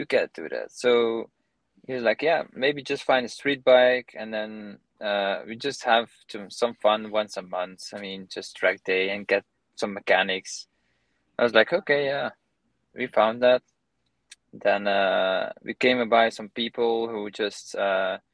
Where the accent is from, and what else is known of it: Belgium; now in United States